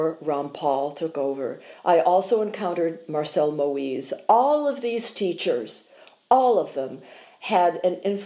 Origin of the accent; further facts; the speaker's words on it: Ithaca, New York, United States; also born or lived in Boston / Ann Arbor; now in Houston, United States; growing up in Ithaca, New York